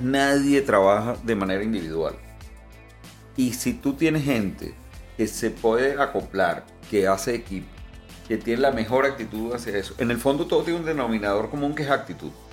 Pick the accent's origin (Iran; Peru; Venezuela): Venezuela; como venezolano